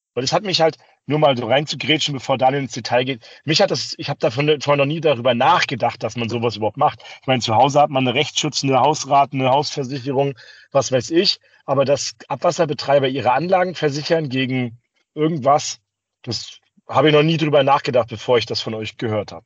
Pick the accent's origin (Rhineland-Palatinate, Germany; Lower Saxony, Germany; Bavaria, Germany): Bavaria, Germany; Bamberg; moved away; in Bamberg, meine alte Heimat